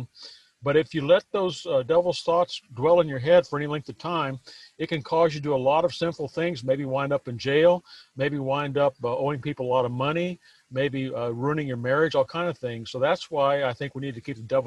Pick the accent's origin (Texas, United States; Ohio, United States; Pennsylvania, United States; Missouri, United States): Texas, United States; I was born here in Texas, and I was raised on a farm and ranch, and I grew up out there